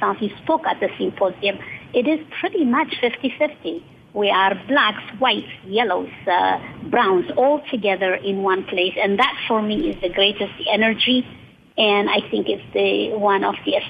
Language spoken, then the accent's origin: English; Eritrea; now in Silicon Valley, United States; I am from Eritrea. I came to the United States